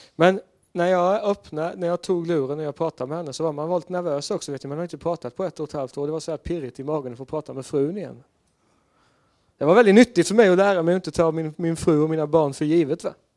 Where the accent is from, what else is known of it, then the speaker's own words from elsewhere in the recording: Sweden; jag var svensk där och inte amerikan eller engelsman